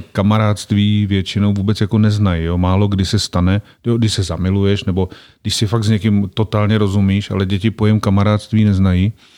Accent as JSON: {"language": "Czech", "country": "Czechia", "tie": "born or raised there", "also_born_or_lived": "Prague", "said": "kam jsme se přestěhovali, když mě byli, myslím, čtyři roky, tak jsme se z Prahy přestěhovali do takové vesnice v Odlických horách"}